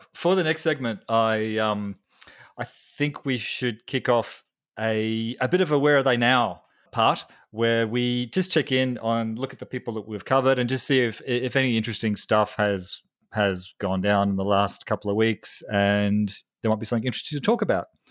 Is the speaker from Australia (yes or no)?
yes; Australia; I'm a psychologist from Australia